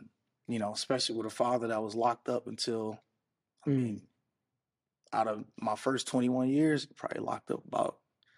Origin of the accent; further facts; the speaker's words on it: Oakland, California, United States; growing up in Oakland